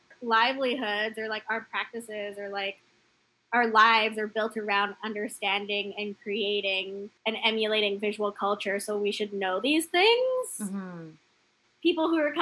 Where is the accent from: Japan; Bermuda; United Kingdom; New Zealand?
Bermuda; moved away; also born or lived in Canada; We had property growing up in Bermuda